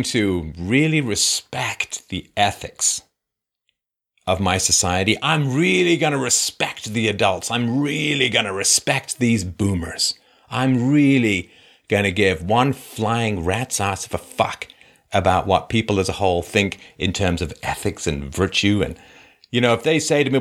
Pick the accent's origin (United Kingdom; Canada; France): United Kingdom; England; moved away; I grew up in England when I was little.